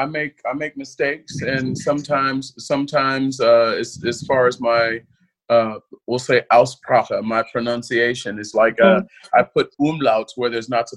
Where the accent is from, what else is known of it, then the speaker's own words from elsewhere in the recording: Little Rock, Arkansas, United States; born there; it's like I was born in Little Rock, Arkansas, but that's just, as far as I'm concerned, that's just a place on my birth certificate.